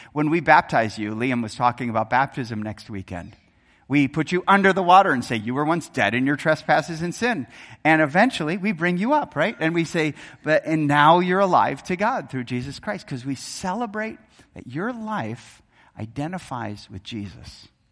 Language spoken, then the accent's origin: English; Wisconsin, United States; moved away; I grew up in Wisconsin